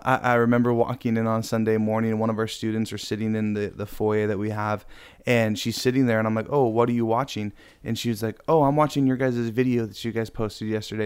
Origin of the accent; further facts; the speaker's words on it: Riverside, California, United States; also born or lived in Norco; I grew up in Riverside. That's where I, I used to live before moving to, I guess, Hick Town, Norco